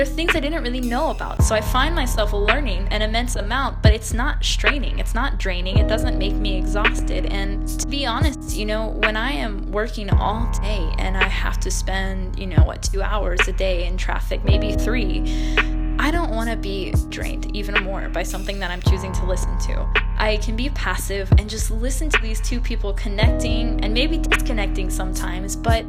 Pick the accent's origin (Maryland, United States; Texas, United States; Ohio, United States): Texas, United States; I'm from Texas